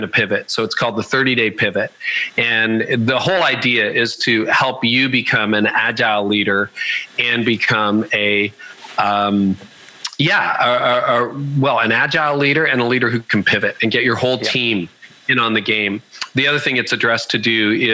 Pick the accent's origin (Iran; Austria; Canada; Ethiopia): Canada; I'm Canadian